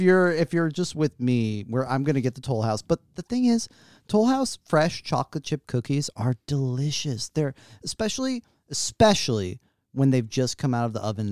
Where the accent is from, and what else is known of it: United States